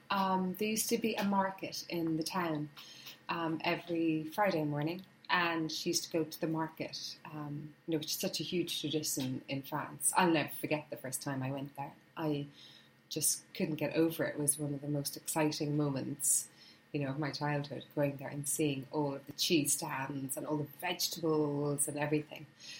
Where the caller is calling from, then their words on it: South East England, United Kingdom; I'm in Hampshire in the countryside.